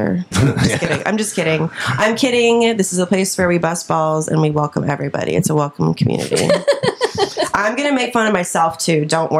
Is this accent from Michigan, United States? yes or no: no; Lawrence, Kansas, United States; I am from Kansas. Shout out to my Kansans. I'm from Lawrence